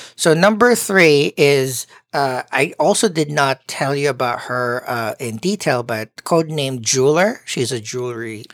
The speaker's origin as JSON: {"language": "English", "country": "Philippines", "said": "as a Filipino"}